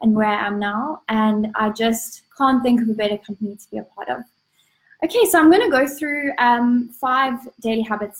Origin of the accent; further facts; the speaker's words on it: Cape Town, Western Cape, South Africa; I'm from Cape Town, South Africa